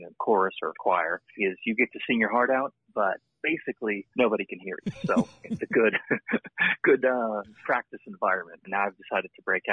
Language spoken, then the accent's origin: English; Santa Barbara, California, United States; also born or lived in Ojai, California; now in Los Angeles, United States; I was born and raised in Santa Barbara, about 100 miles north of L.A.